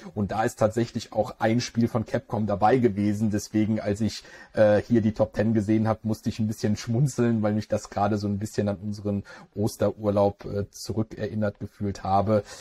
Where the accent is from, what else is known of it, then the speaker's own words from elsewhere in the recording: Germany; bei uns in Deutschland